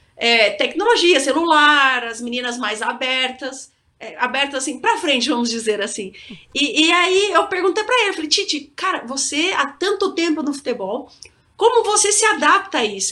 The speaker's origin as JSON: {"language": "Portuguese", "town": "Campinas", "region": "São Paulo", "country": "Brazil", "moved": "yes", "said": "sou de Campinas, gosto da Ponte Preta"}